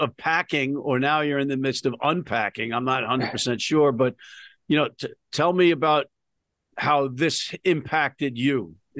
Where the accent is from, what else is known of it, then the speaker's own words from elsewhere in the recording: New York, United States; as a New Yorker